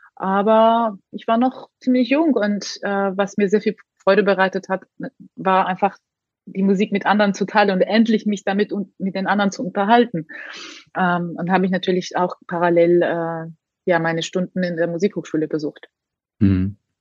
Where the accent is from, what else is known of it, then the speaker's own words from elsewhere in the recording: Tbilisi, Georgia; moved away; also born or lived in Hamburg / Munich; dass ich immer noch so eine Verbindung habe mit meiner Heimat, dass egal wie viele Jahre ich weg bin, komme ich dort zurück und fühle mich trotzdem sehr zu Hause